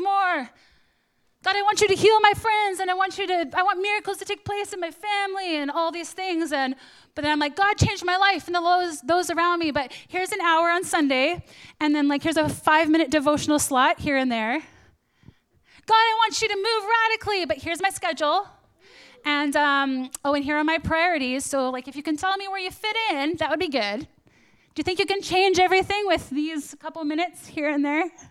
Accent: Canada; I'm Canadian

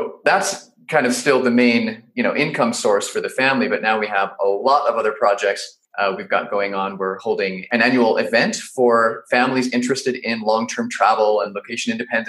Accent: Salt Lake City, Utah, United States; born in Salt Lake City, Utah, and pretty much lived there my whole childhood

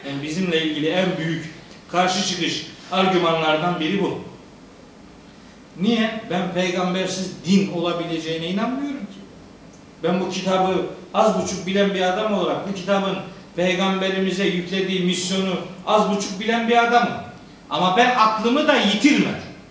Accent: Anatolia, Turkey; born there; O itibarla madem ki Anadolu'da doğduk, madem ki Müslüman ailelerin çocuklarıyız, madem ki kitabımız diye Kur'an kabulümüz var, o zaman bu kitapla tanışık ve barışık olmak zorundayız.

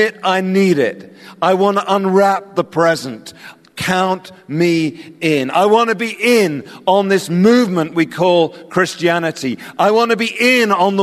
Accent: England, United Kingdom; accent: English; my weird English accent

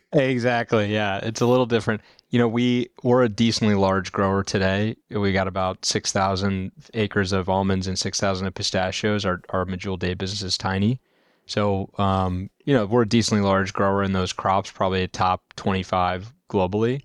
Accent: Indiana, United States; moved away as an adult; also born or lived in Chicago / California; I'm from, uh, the Midwest originally, grew up in Indiana

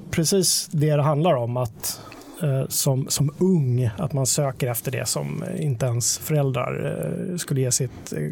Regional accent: Dalarna County, Sweden; eftersom jag kommer från Dalarna.

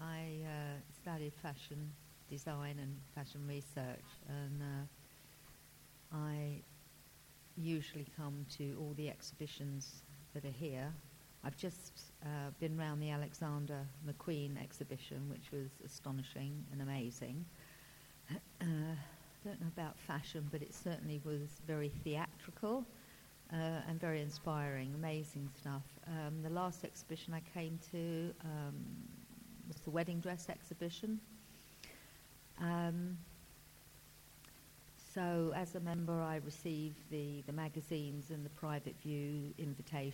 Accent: London, United Kingdom; Originally from Hackney, but today I've come from Hackney, where I'm currently residing.

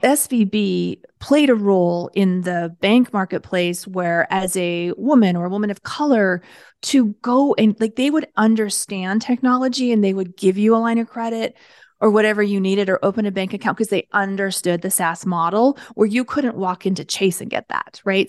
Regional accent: Canada; I'm Canadian

